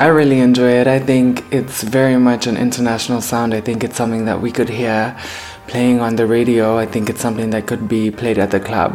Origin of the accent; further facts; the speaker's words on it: Harare, Zimbabwe; I am from Harare, Zimbabwe